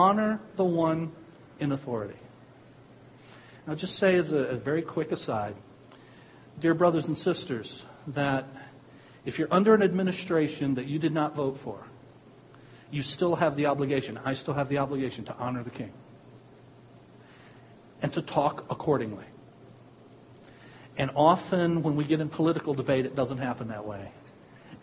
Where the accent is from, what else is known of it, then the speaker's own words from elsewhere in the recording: United States; I was born in America.